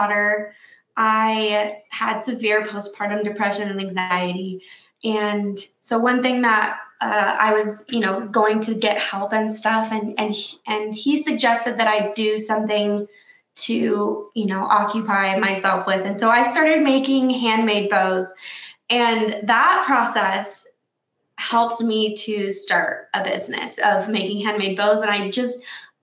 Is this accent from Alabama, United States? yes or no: no; Washington, United States; moved away as an adult; now in Saratoga Springs, United States; I'm actually from Washington State. Okay. And I was born and raised there.